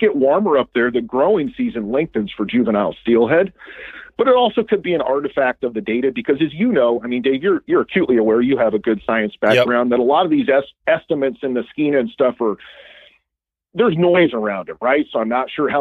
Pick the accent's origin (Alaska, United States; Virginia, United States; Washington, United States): Washington, United States; Washougal; also born or lived in Montana; I grew up in Washougal